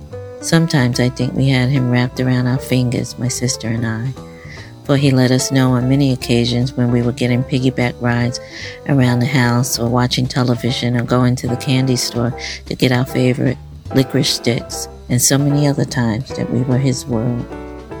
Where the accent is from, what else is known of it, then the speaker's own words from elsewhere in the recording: New York City, New York, United States; Growing up in Brownsville, East New York, in our fifth-floor housing development apartment